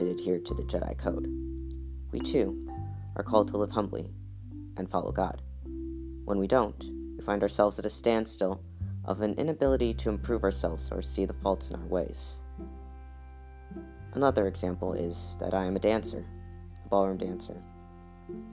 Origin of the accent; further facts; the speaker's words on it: United States; I'm American.